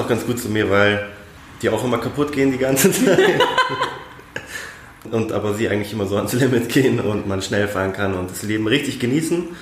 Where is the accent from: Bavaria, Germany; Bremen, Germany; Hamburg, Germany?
Bavaria, Germany; Munich; die Nähe zu Italien hier in München, deswegen Weinschorle und Aperol Spritz, aber als Münchner Kindle muss man auch Bier trinken.